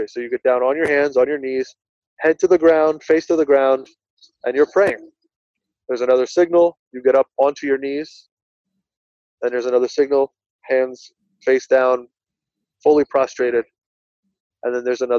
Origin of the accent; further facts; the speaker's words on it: New Jersey, United States; It's, it's, I'm from Union County. I still live. I'm not in Linden anymore